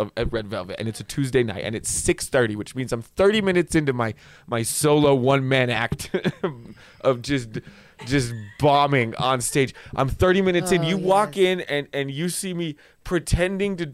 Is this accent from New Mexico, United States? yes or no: yes; Albuquerque, New Mexico, United States; I grew up in Albuquerque.